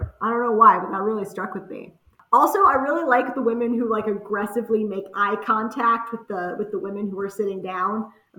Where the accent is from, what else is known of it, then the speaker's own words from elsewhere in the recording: San Diego, California, United States; I'm 35. I'm from San Diego, California, and I'm a writer.